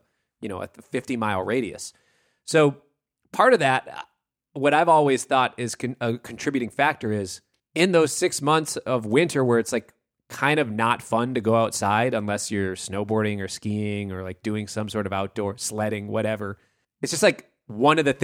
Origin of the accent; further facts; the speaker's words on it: Minnesota, United States; I grew up in Minnesota and I still live in Minneapolis.